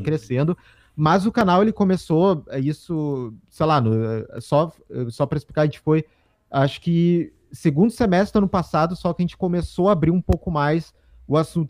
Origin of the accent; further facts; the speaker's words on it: Porto Alegre, Rio Grande do Sul, Brazil; nós somos nós somos aqui de Porto Alegre, Rio Grande do Sul